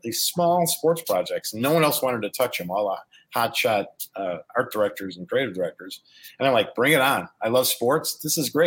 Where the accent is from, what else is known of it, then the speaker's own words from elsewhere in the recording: Chicago, Illinois, United States; my background here is I grew up in Chicago. I went to school in Chicago, and I was worked in an agency here in Chicago